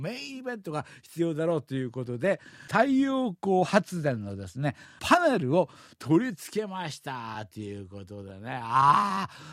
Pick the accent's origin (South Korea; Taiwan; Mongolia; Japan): South Korea; Seoul; 子供の時にチョンロに住んでました